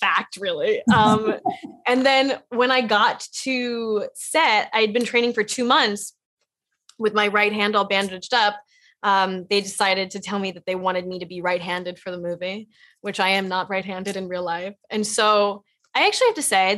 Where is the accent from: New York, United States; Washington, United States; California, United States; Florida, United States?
California, United States; Los Angeles; I grew up in Los Angeles